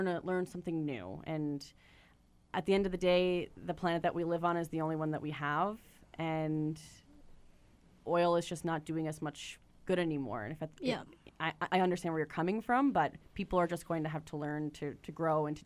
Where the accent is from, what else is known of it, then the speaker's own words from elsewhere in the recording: Newfoundland and Labrador, Canada; I'm from Newfoundland, where people live off the cod fishery